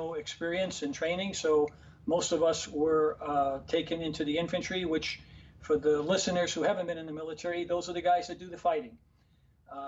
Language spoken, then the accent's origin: English; New York City, New York, United States; the neighborhood where I grew up in Harlem